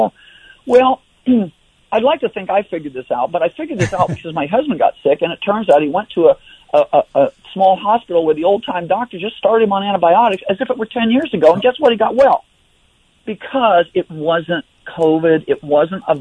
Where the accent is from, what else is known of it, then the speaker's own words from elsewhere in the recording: Iowa, United States; I grew up in Iowa